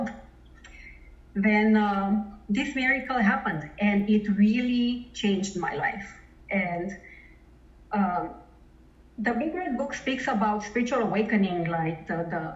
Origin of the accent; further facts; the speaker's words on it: Romania; now in Toronto, Canada; I live in Toronto, Canada, but I'm originally from Romania, and I grew up in a communist country